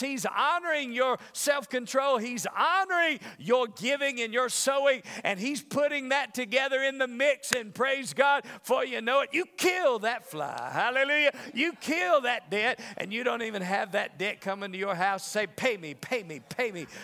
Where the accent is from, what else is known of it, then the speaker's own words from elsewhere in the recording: the South, United States; now in Las Vegas, United States; I'm from the South